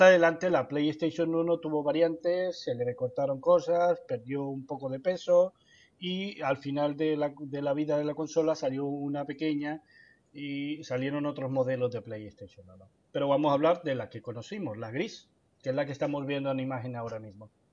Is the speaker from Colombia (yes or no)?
yes; Colombia; en mi país, yo vengo de Colombia